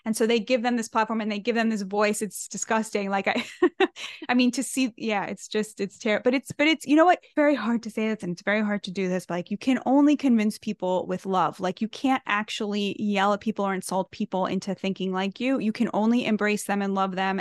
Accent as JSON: {"language": "English", "country": "United States", "said": "I'm American through and through, like, this is my country, this is my promised land"}